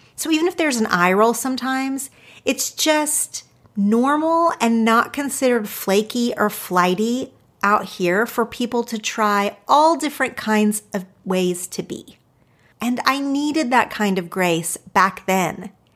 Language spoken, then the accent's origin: English; Oklahoma, United States; moved away as an adult; now in Los Angeles, United States; I grew up in two different little small towns in Oklahoma